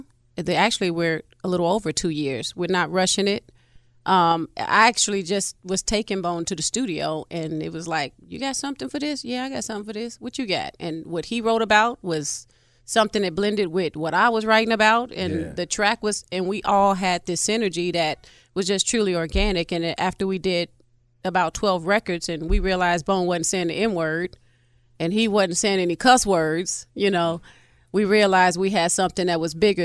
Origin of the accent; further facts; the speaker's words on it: Chicago, Illinois, United States; now in Atlanta, United States; I'm from Chi-Town, actually.